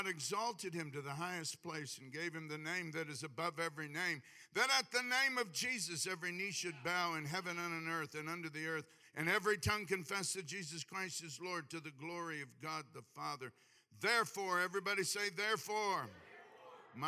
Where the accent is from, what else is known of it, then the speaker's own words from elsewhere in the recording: Hawaii, United States; I'm from Hawaii